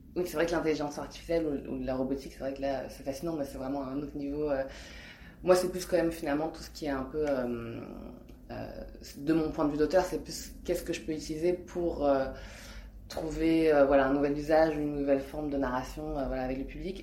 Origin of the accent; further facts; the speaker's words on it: France; je suis française, je suis née en France, mais euh, ma mère est hongkongaise et, et, mon père est cambodgien